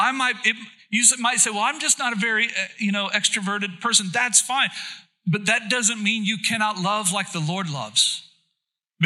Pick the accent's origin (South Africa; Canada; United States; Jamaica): United States; Oklahoma; now in Plymouth, Indiana, United States; I was born and raised in Oklahoma.